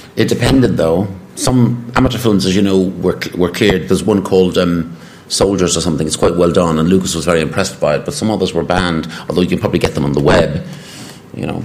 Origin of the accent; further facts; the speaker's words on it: Ireland; Being an Irishman